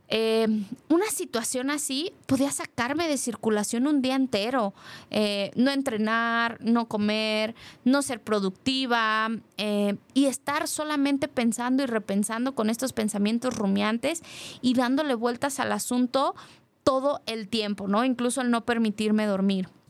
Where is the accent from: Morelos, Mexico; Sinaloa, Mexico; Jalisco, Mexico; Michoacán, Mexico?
Jalisco, Mexico; Guadalajara; como mujer, como tapatía